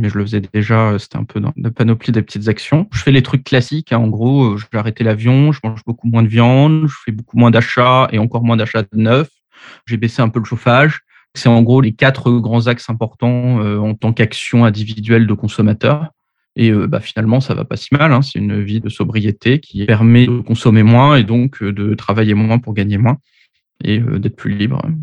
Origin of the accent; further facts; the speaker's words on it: Paris, Île-de-France, France; j'ai 39 ans, je suis parisien